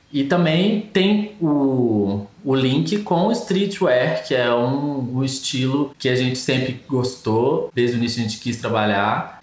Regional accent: Brazil; a gente é brasileiro

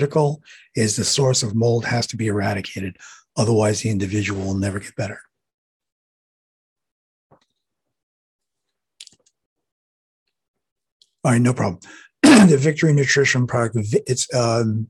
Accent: New York City, New York, United States; I'm from New York City

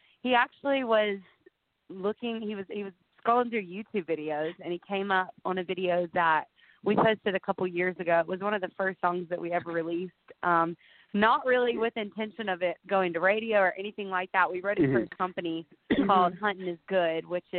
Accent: Gadsden, Alabama, United States; I'm from Gadsden, Alabama

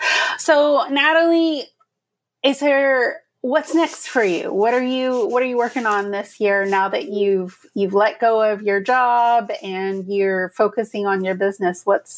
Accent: Tallahassee, Florida, United States; now in Ottawa, Canada; I grew up in Tallahassee, Florida. We were mostly Black and white there.

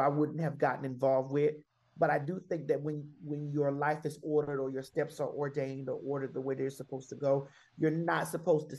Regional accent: Miami, Florida, United States; moved away; growing up in Miami

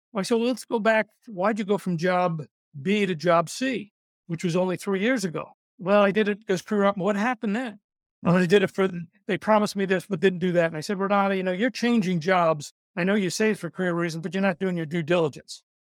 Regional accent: New York, United States; I'm from New York, so I talk fast

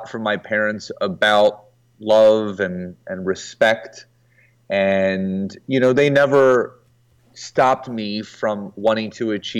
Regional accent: Philadelphia, Pennsylvania, United States; I was born in Philadelphia, Pennsylvania.

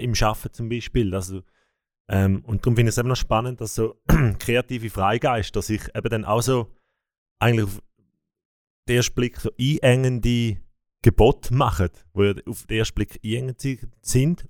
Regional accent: Bern, Switzerland; mich als Berner

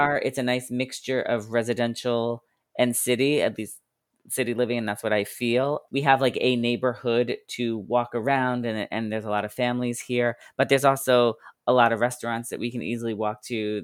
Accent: Long Island, New York, United States; also born or lived in Queens, New York / Boston, Massachusetts / Manhattan, New York; I was born in Queens, but, uh, moved to Long Island when I was one years old. So basically, I consider myself a Long Islander. I grew up on Long Island

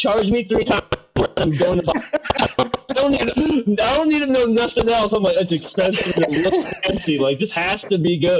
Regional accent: New Jersey, United States; I'm from New Jersey.

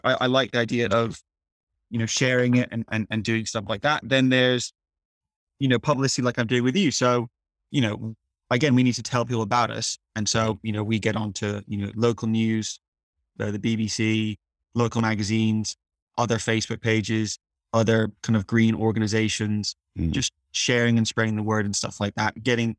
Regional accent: South of England, United Kingdom; now in Leeds, United Kingdom; I actually moved to Leeds partly because I knew it would facilitate a lower cost of living, because I'm from the South.

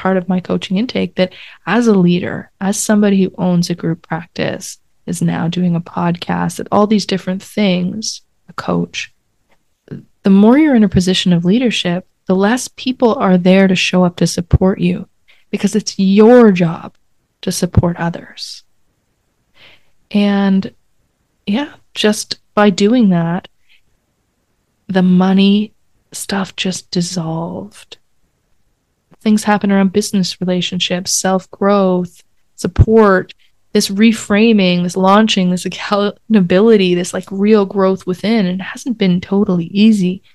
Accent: Canada; I'm Canadian

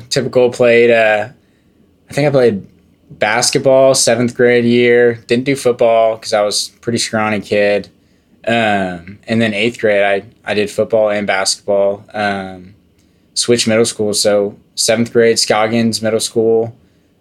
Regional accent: Frisco, Texas, United States; I grew up in Frisco, Texas, the beautiful suburb in the DFW area

